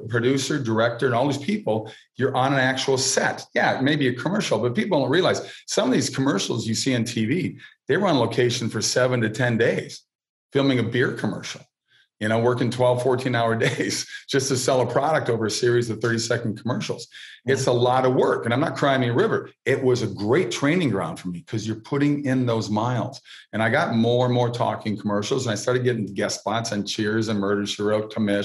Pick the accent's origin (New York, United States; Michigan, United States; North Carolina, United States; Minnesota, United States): Minnesota, United States; Minneapolis; moved away as an adult; I grew up in Minneapolis